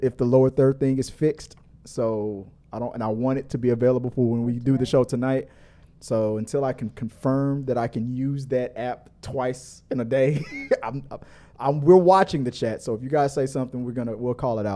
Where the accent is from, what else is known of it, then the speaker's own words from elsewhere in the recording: Houston, Texas, United States; we are from Houston